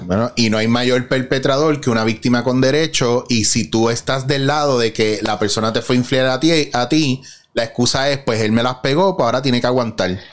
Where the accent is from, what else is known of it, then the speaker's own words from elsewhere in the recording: Puerto Rico; en nuestra cultura como puertorriqueños